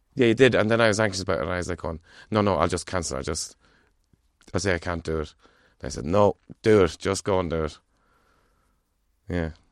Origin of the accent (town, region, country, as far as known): Ireland